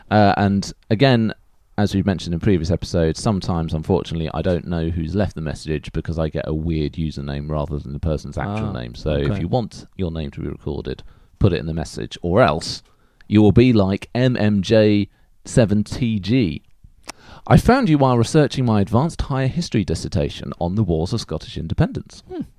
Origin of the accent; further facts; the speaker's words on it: Denmark; I come from Denmark.